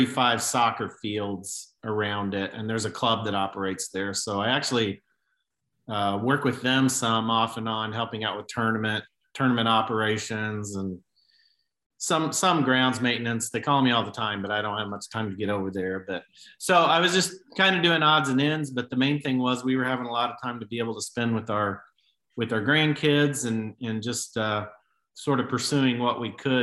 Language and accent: English; Southern Illinois, United States; also born or lived in Honduras; I grew up in Southern Illinois.